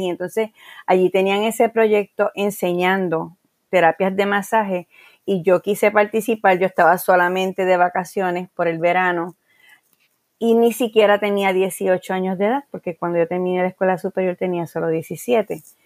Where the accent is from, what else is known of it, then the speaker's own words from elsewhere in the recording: Guayama, Puerto Rico; also born or lived in San Juan; Y en el año 1994 yo abro en, en mi pueblo, en Guayama, una librería